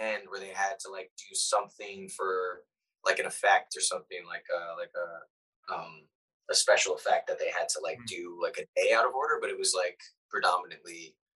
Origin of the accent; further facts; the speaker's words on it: East Coast, United States; accent: East Coast; I think my accent leans a little East Coast